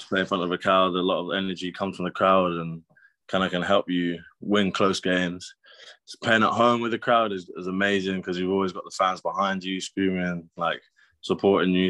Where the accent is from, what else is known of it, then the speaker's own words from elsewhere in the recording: Brighton, South East England, United Kingdom; moved away as an adult; also born or lived in Loughborough; I grew up in Brighton